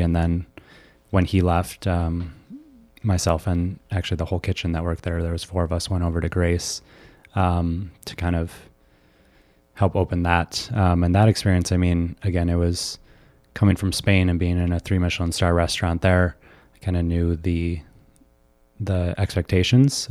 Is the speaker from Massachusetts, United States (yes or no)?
no; suburbs of Chicago, Illinois, United States; Bree and I, um, grew up in Washington Springs together, um, so suburbs of Chicago